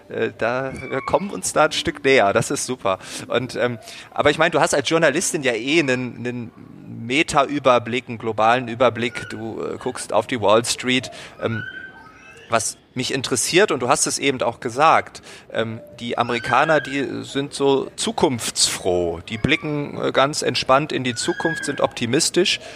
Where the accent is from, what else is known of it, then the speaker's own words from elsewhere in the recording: Germany; I'm from Germany